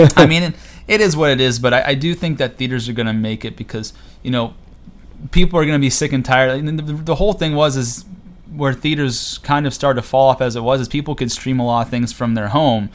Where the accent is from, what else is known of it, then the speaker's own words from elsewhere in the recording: Cortland, New York, United States; I'm from Cortland, New York, a little small town about 30 minutes south of Syracuse